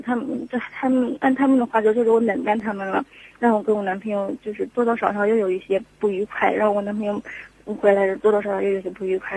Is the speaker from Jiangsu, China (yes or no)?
yes; Jiangsu, China; moved away as an adult; also born or lived in Shanghai; now in Zhengzhou, China; 我老家是江苏的